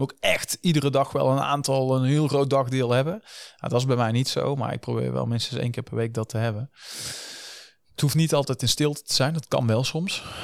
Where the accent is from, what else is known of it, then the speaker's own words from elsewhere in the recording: North Brabant, Netherlands; also born or lived in Den Bosch; now in Eindhoven, Netherlands; Ik ben een echte Brabander van origine, maar eh, niet geboren in Eindhoven.